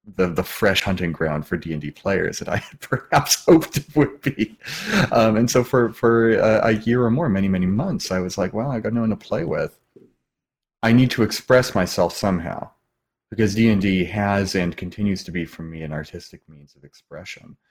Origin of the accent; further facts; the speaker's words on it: Washington, United States; moved away as an adult; also born or lived in California; I left my home state of Washington and traveled to California to go to school to be an actor